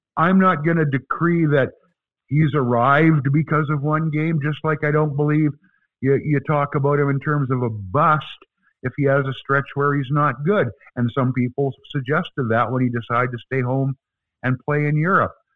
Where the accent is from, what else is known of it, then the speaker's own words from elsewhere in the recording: Canada; We're from Canada